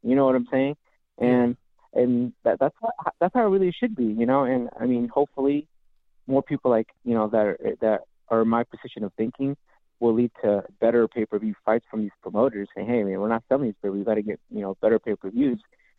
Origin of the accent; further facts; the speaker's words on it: California, United States; I'm from Ventura County.